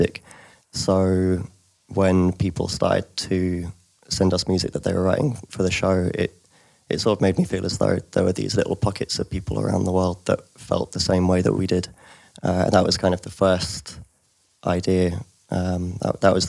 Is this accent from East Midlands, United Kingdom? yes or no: no; London, United Kingdom; moved away as an adult; also born or lived in Leeds; I grew up in London